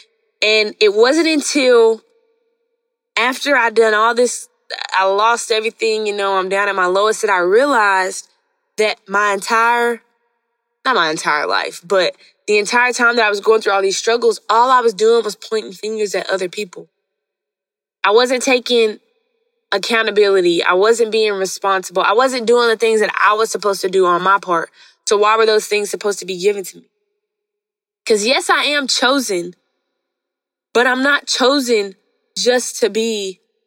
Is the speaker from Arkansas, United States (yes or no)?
yes; Hot Springs, Arkansas, United States; moved away; also born or lived in Mountain Pine, Arkansas; At this time, I'm in Hot Springs, no longer Mountain Pine, but Hot Springs